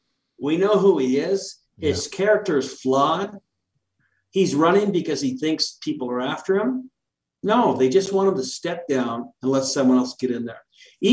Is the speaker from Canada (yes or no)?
yes; Canada; now in United States; I grew up in Canada when his dad was prime minister.